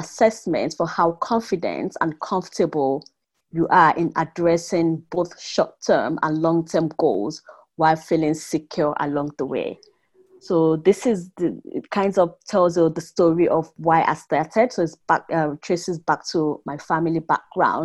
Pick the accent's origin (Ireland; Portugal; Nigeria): Nigeria; now in Mannheim, Germany; I grew up in Nigeria, as you know, so I'm British Nigerian, living with my family in Mannheim